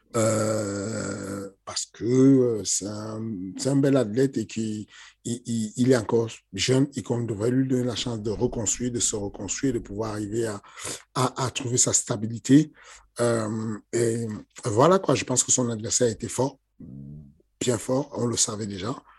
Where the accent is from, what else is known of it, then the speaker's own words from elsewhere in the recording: Cameroon; now in France; je suis né au Cameroun. Du coup, grandi un peu dans les, dans les ambiances du Cameroun